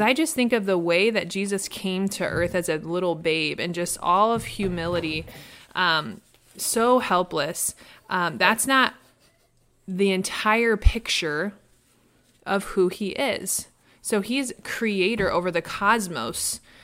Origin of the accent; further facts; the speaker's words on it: Midwest, United States; now in Los Angeles, United States; I grew up in the Midwest